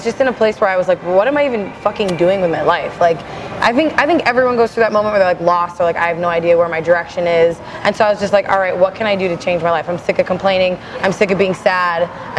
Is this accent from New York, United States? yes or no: no; Arlington, Minnesota, United States; also born or lived in Richfield, Minnesota; I grew up in a really small town called Arlington, Minnesota.